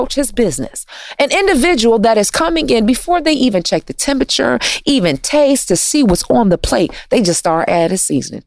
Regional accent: Detroit, Michigan, United States; I'm from Detroit, and you know, the automotive industry is booming there

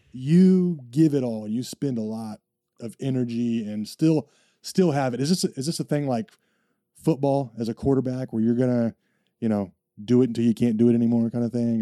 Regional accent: United States; I'm an American

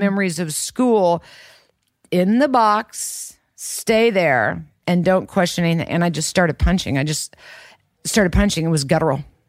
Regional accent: Kansas, United States; growing up in Kansas

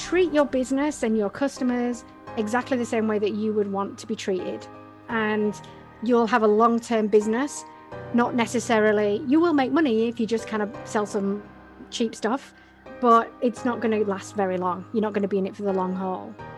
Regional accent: the north of England, United Kingdom; also born or lived in Australia; now in Montreal, Canada; I'm originally from England, which is, um, I'm from the north of England

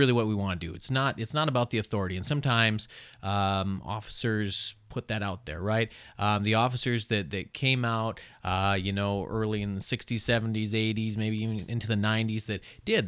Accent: Chippewa Falls, Wisconsin, United States; I grew up in Chippewa Falls, not too far, uh, from here, right?

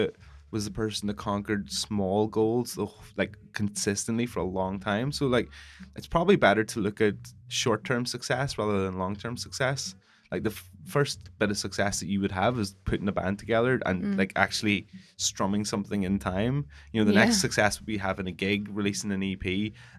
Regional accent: Northern Ireland, United Kingdom; I'm Northern Irish

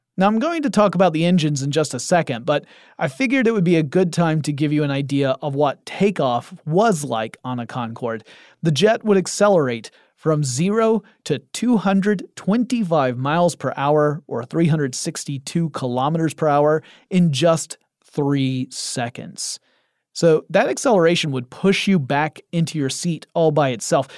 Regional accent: United States; I am an ignorant American type

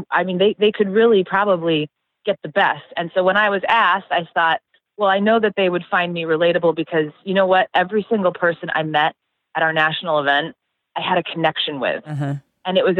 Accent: Carlisle, Iowa, United States; I grew up in Carlisle, Iowa, born and raised.

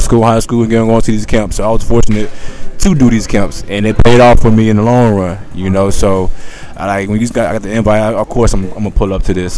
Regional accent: Houston, Texas, United States; growing up in Houston, you see these stars

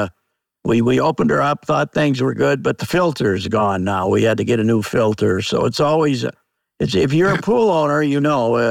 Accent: Southwest Minnesota, United States; So now I grew up in Southwest Minnesota

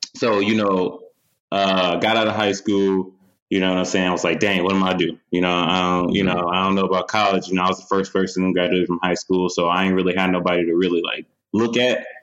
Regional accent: Detroit, Michigan, United States; In my hometown, Detroit, in Michigan

